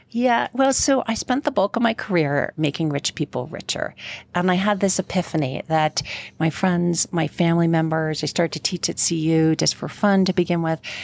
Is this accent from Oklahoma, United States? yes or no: no; New York, United States; now in Colorado, United States; I am from New York and not Colorado